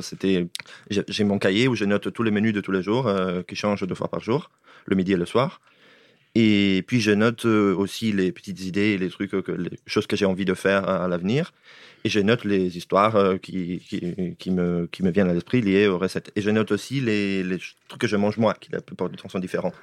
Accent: northern Italy, Italy; moved away; je viens de moitié d'Italie du Nord, moitié d'Italie du Sud, donc je viens aussi de l'Italie, mais j'ai grandi dans l'Italie du Bas, enfin, dans l'Italie du Nord

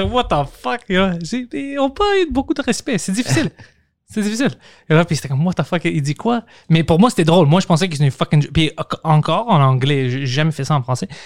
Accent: Quebec, Canada; qui savait pas, à cause que je venais du Canada

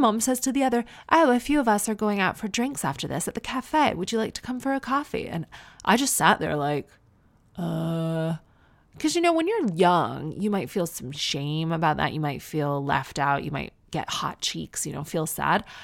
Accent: near Toronto, Ontario, Canada; moved away as an adult; now in United Kingdom; I'm from near Toronto.

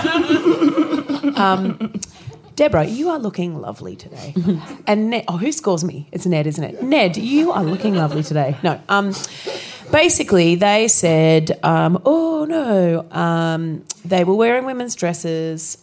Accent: Australia; moved away; I was born and raised in Australia

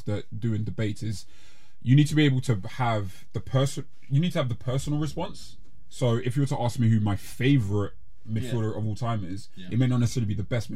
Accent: London, United Kingdom; I'm from South

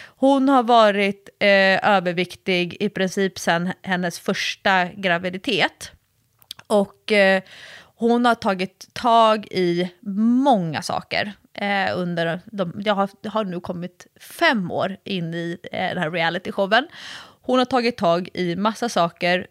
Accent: Sweden; sitter jag ju som en svensk träningsexpert

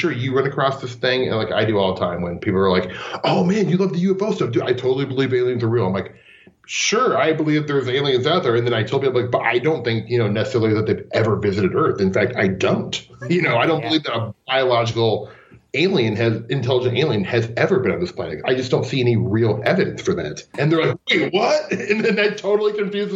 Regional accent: Omaha, Nebraska, United States; I'm from Omaha, Nebraska, and Ashland is, like, 25 miles away.

